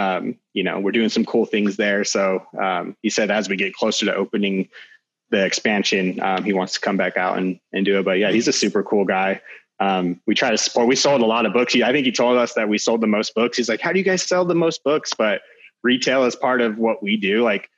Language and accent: English; Williams, Arizona, United States; growing up in Williams